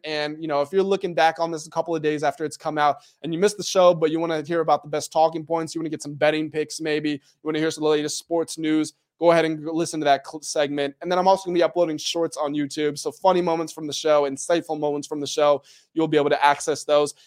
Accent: United States; I'm from Am-, America

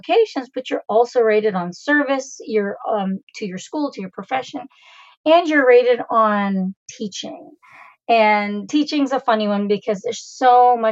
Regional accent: Canada; I was born and raised in Canada

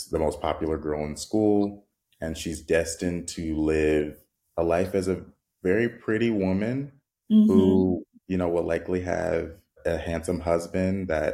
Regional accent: San Bernardino, California, United States; moved away as an adult; now in Los Angeles, United States; I grew up in San Bernardino, which is not a small town, but it is smaller compared to where I'm at now

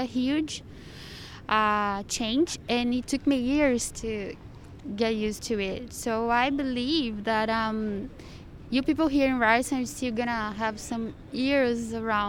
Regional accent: Brazil; Yeah, I'm from Brazil.

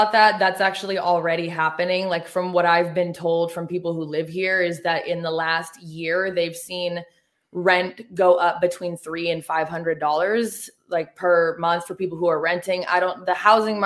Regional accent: Oregon, United States; moved away as an adult; also born or lived in Los Angeles, California; now in Nashville area, Tennessee, United States; I'm from Oregon, and I also used to live in L.A.

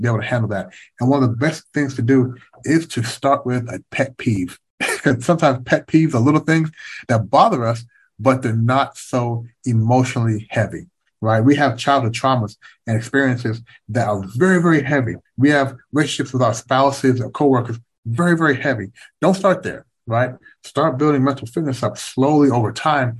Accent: Kentucky, United States; moved away as an adult; also born or lived in Canada / Washington, D.C.; growing up in Kentucky

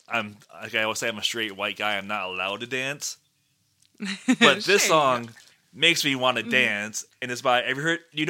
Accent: Michigan, United States; They're a Michigan band. Yeah. They're my home state.

